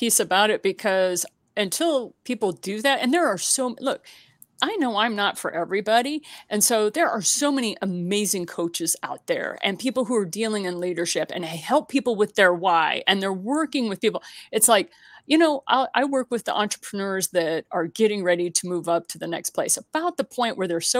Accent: Missouri, United States; And for me, it's about the grits. Okay. I'm from Southern Missouri.

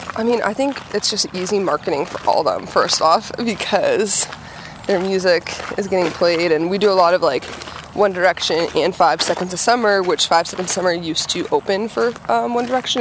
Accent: Billerica, Massachusetts, United States; I'm from Billerica

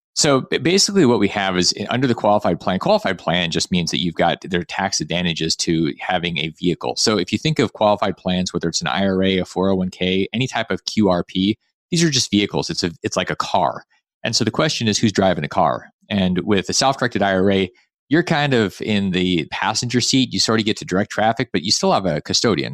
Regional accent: Alaska, United States; I grew up in Alaska

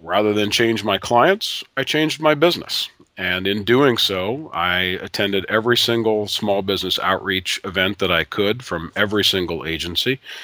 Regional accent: Ohio, United States; moved away; a girl that I grew up with back in Ohio

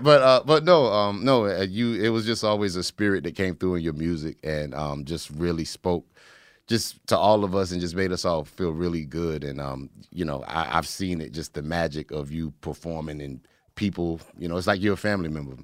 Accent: Raleigh, North Carolina, United States; my hometown, uh, Raleigh, North Carolina

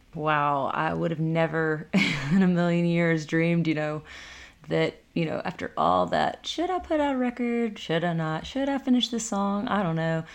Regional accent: Decatur County, Tennessee, United States; also born or lived in Jackson, Tennessee; there's a little river cabin, real small, a eight hundred square foot river cabin that I grew up

